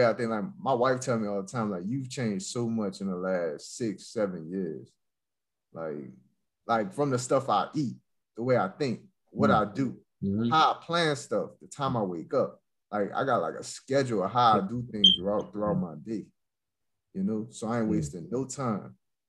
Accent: New Orleans, Louisiana, United States; moved away; I'm from New Orleans.

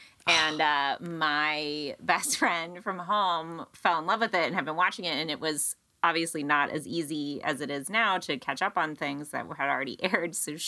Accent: Western Pennsylvania, United States; also born or lived in Williamsburg, Brooklyn; now in Astoria, United States; like I'm from Western Pennsylvania, like a very sort of rural town, like right on the edge of Ohio.

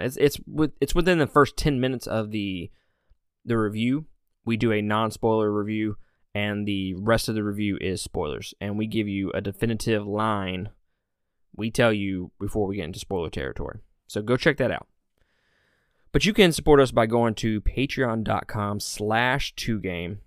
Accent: Mississippi, United States; I'm from Mississippi, so I can pronounce everything wrong

